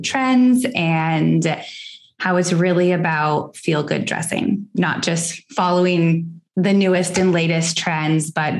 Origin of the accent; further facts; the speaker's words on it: Seattle, Washington, United States; also born or lived in Los Angeles, California; now in Houston, United States; I grew up in Seattle, Washington, lived in LA for several years, and am now here in Texas